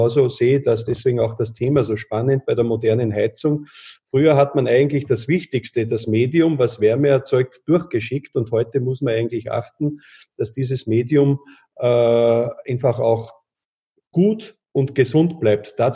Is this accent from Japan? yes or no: no; Austria; gerade bei uns in Österreich, aber ich glaube teilweise auch noch bei euch in Deutschland